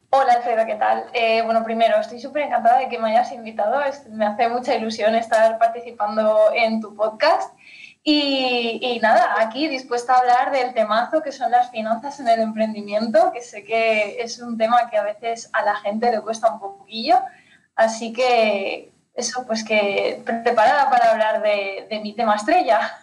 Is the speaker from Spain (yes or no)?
yes; Spain; moved away as an adult; now in Ciudad Real, Spain; yo soy de España, pero soy de un pueblecito súper chiquitín del Pirineo, del norte de mm. España nací y crecí en medio del campo